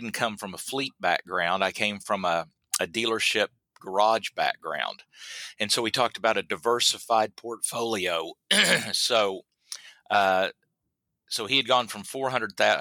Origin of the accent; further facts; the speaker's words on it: Southwest Oklahoma, United States; I'm from Southwest Oklahoma, and we don't have any trees in Southwest Oklahoma